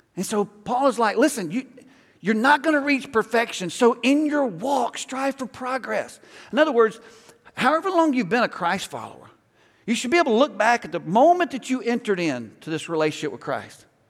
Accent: Alabama, United States; moved away; I grew up in Alabama

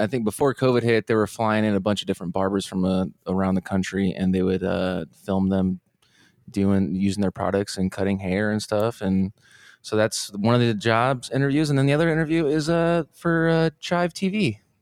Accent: Fort Wayne, Indiana, United States; moved away as an adult; now in Austin, United States; I'm originally from Fort Wayne

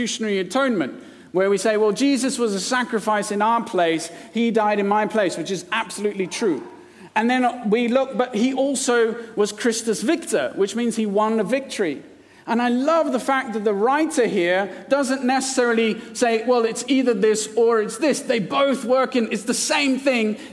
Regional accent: India; now in United Kingdom; I was born and brought up in India, and I was an Indian citizen.

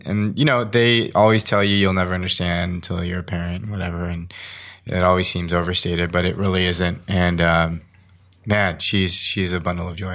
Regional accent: Las Vegas, Nevada, United States; I grew up in Las Vegas, Nevada.

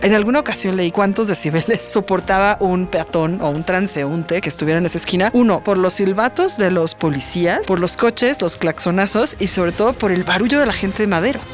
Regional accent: Mexico City, Mexico; soy muy chilanga

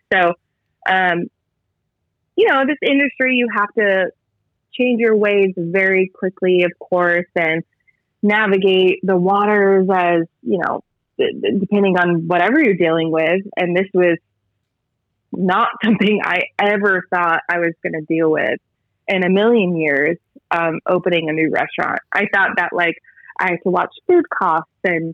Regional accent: Massachusetts, United States; now in California, United States; I am from Massachusetts, or I'm a Masshole

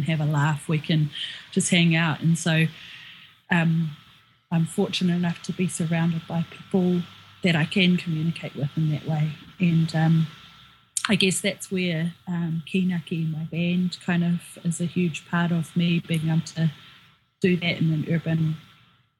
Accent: Auckland, New Zealand; also born or lived in Northland, New Zealand; I was born and raised here in Auckland

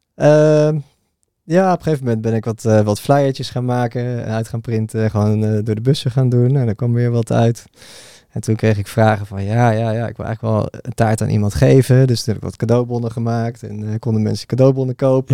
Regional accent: Bunnik, Utrecht, Netherlands; ik ben oorspronkelijk geboren in Utrecht. daar niet heel veel van meegekregen. Want toen ik een jaartje of vier was, toen zijn we verhuisd naar Bunnik. En daar eigenlijk mijn hele jeugd gewoond

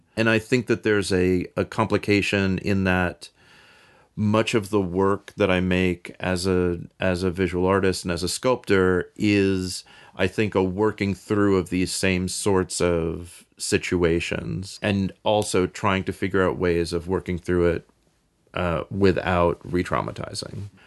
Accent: New York City, New York, United States; moved away; also born or lived in Bay Area, California; I grew up in New York City, on the Upper West Side

